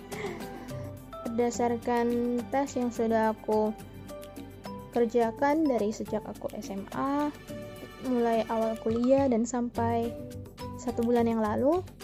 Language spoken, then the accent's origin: Indonesian; Medan, North Sumatra, Indonesia; aku berasal dari Medan